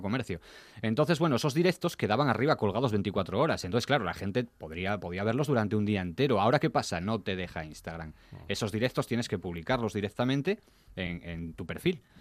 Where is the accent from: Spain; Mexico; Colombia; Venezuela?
Spain; Gijón, Asturias; yo soy gijonudo